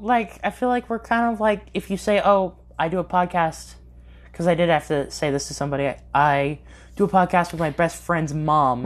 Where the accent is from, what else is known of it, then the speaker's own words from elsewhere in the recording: California, United States; moved away; I am from California, I do miss In and Out